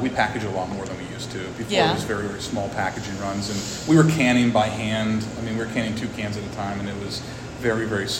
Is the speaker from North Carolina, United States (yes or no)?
no; Armstrong County, Pennsylvania, United States; I'm not from Sarver. I'm from Armstrong County